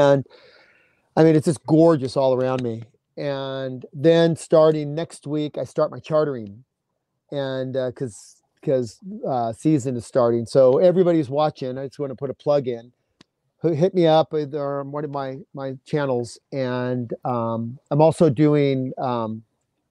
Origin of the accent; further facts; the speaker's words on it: California, United States; I grew up in California.